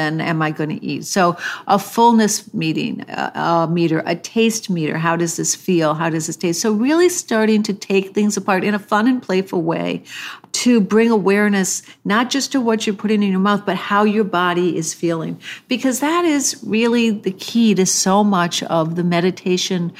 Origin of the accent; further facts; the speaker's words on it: the Midwest of America, United States; I was raised in the Midwest of America